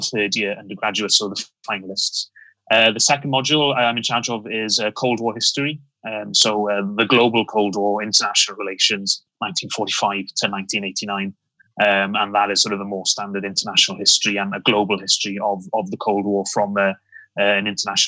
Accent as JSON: {"language": "English", "region": "Wales", "country": "United Kingdom", "said": "Very much so. Yes. as most Welsh people who lived in the 1970s, it was all about the rugby."}